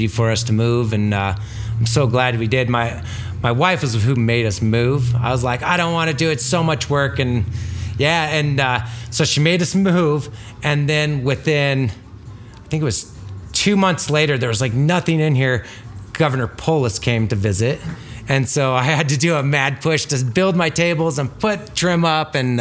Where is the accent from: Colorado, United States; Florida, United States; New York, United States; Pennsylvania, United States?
Colorado, United States; Craig; I was born and raised in Craig